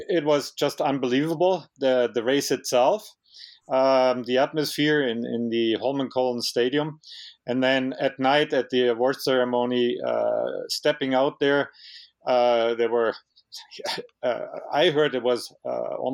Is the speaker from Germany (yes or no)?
yes; Mittenwald, Bavaria, Germany; English is a second language; moved away as an adult; also born or lived in Canada; now in Canmore, Canada; as you hear by my accent, it's the Bavarian Alps where I grew up. It's a place about halfway between Munich and Innsbruck called Mittenwald.